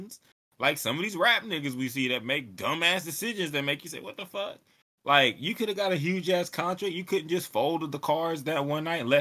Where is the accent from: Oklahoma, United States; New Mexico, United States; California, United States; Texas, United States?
Texas, United States; I'm from Texas